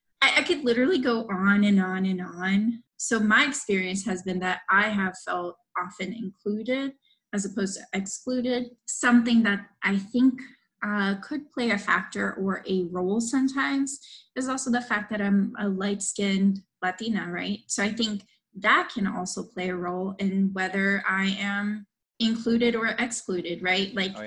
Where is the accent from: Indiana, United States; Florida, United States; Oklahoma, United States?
Florida, United States; Miami; I grew up in Miami, right?